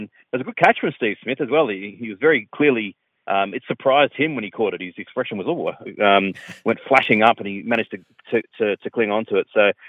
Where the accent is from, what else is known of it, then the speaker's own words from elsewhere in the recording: Australia; even as an Australian